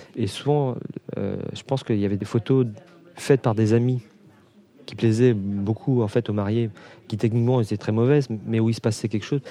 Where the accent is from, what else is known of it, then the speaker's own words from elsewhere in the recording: Brittany, France; moved away as an adult; now in Réunion, France; je suis originaire de Bretagne